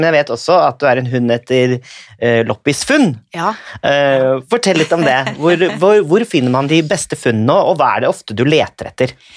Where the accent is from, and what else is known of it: Norway